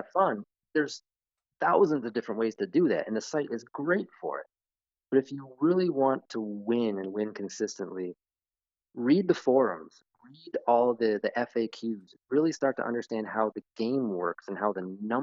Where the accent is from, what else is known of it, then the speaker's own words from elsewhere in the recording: Chicago, Illinois, United States; moved away as an adult; now in Florida, United States; I grew up 35 years in Chicago in the suburbs